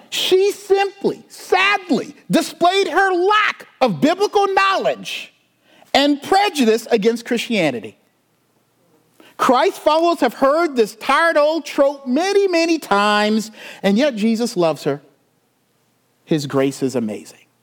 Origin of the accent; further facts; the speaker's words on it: Charleston, South Carolina, United States; I'm from the South. I grew up in the Bible Belt.